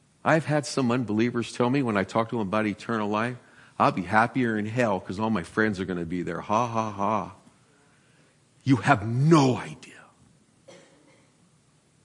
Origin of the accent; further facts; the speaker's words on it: San Francisco, California, United States; I'm from San Francisco. I remember earthquakes when I was 3, sitting in the living room watching the lamps fall off the table.